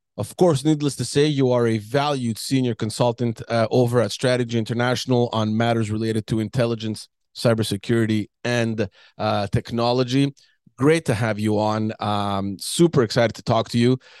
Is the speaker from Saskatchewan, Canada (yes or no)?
no; Quebec, Canada; from Quebec, from my hometown